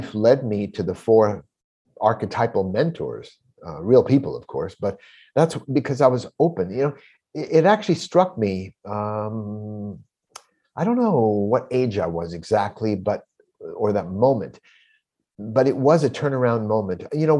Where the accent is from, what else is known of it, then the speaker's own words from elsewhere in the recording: California, United States; moved away as an adult; now in Brooklyn, United States; I was a California boy most of my life